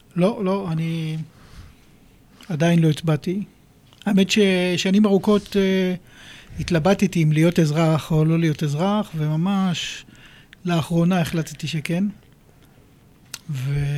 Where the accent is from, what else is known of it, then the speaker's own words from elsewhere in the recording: Israel; moved away as an adult; now in United Kingdom; נולדתי כאן, גדלתי כאן, ואת הרישיון שלי עשיתי פה בגיל 17